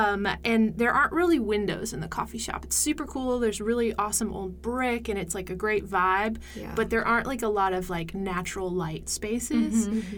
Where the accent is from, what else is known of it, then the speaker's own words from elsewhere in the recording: Maryland, United States; now in Cleveland, Tennessee, United States; Which I am also from Maryland, so.